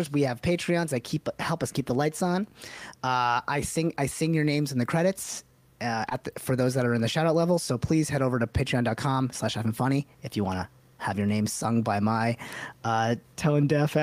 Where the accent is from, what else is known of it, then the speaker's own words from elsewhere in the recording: United States; our two lives as American-born Desis